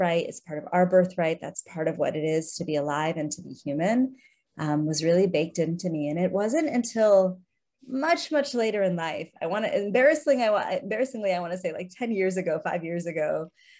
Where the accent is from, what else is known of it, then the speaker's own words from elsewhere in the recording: Chicago, Illinois, United States; I grew up in Chicago in the suburbs of the city as an immigrant kid. My parents are both from India